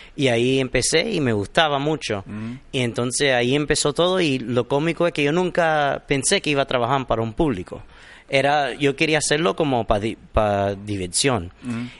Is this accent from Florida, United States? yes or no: yes; Miami, Florida, United States; soy nacido aquí en Miami de padre cubano